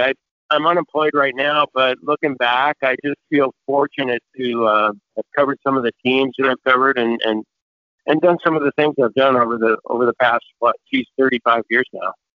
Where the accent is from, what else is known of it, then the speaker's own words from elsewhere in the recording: Redmond, Washington, United States; I grew up in Redmond, just on the east side here in Seattle